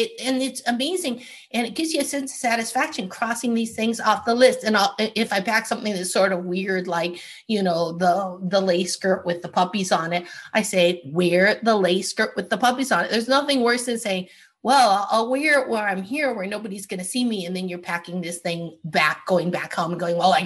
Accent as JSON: {"language": "English", "country": "Canada", "tie": "born or raised there", "moved": "yes", "said": "I grew up in Canada."}